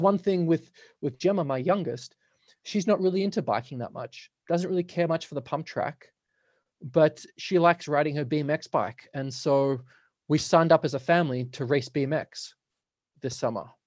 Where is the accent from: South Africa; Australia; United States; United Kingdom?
Australia; now in Nelson, Canada; I'm from Australia, so all my family's there.